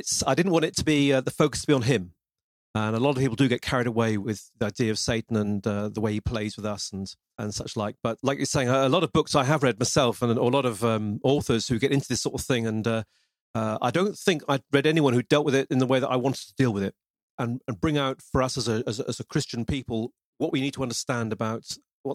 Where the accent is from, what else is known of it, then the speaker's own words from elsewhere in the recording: Lincoln, East Midlands, United Kingdom; accent: British; now in Devon, United Kingdom; Well, I was born in Lincoln, which is in the East Midlands in England. But I live at the moment in Devon, which is in the southwest